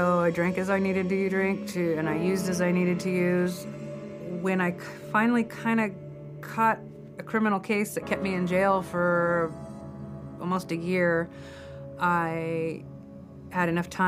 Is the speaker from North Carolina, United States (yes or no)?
no; California, United States; I grew up in the Inland Empire and up the Central Coast.